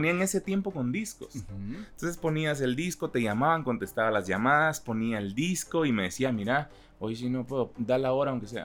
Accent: Chiquimula, Guatemala; born there; Em, pero yo nací en Chiquimula

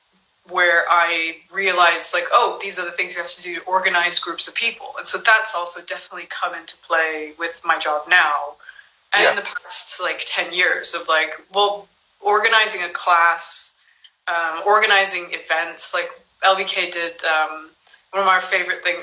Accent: California, United States; moved away as an adult; also born or lived in Japan; I'm originally from California

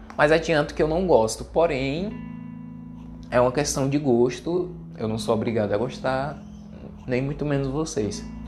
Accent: Ceará, Brazil; eu que sou do Nordeste, eu sou cearense

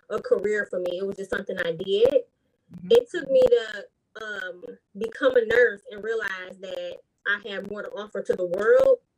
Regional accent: Detroit, Michigan, United States; I'm from Detroit, Michigan, born and raised.

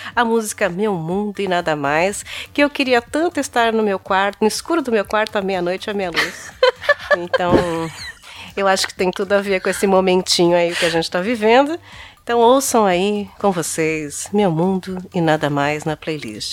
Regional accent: São Bernardo do Campo, São Paulo, Brazil; eu sou de São Bernardo do Campo

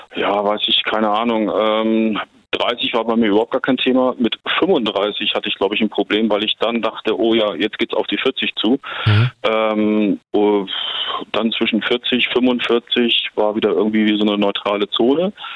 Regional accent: Bremen, Germany; now in Wiesbaden, Germany; ich komme gebürtig aus Bremen

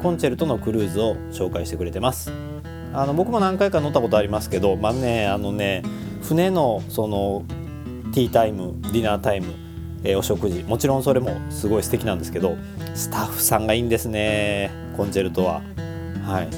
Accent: Kobe, Hyogo, Japan; 私、神戸っ子

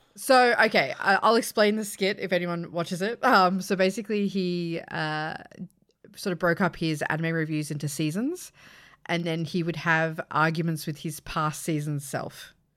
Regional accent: Australia; me being Australian

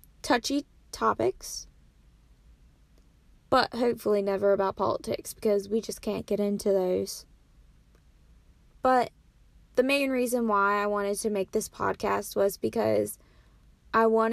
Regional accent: Williamsport, Maryland, United States; moved away as an adult; now in North Carolina, United States; My hometown is Williamsport, Maryland, but I currently go to school at Pfeiffer University, which is a small school

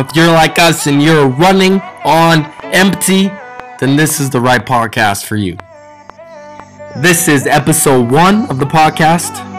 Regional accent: Montana, United States; now in Colorado, United States; I am from Montana

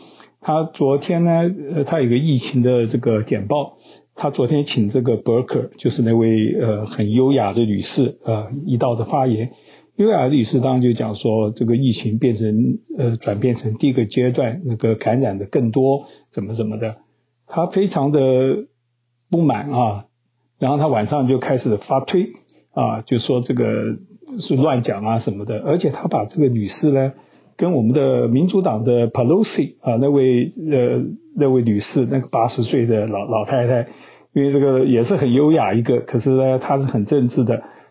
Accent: Taiwan; now in United States; 跟我很多朋友一样的观念，他们觉得呃，因为我们是台湾来的嘛，他们觉得中共多可恶

